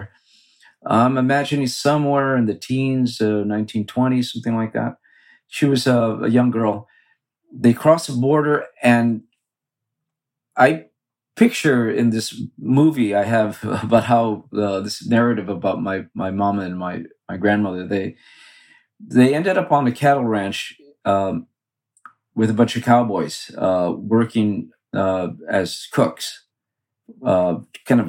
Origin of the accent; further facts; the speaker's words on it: Los Angeles, California, United States; I grew up in East Los Angeles, just east of Boyle Heights, an area called Belvedere.